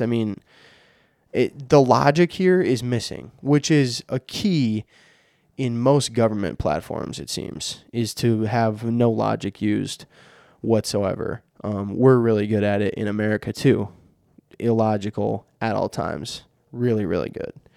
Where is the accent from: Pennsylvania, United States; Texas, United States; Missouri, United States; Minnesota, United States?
Minnesota, United States; I'm from Minnesota